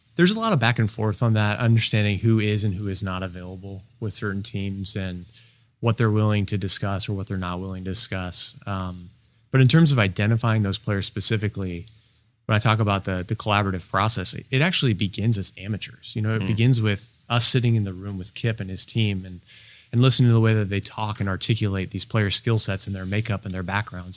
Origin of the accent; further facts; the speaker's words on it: Alameda, California, United States; I'm originally from Alameda. I was born there